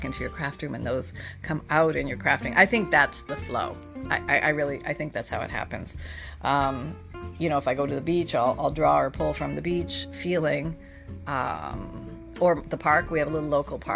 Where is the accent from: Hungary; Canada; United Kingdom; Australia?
Canada; I'm from Canada.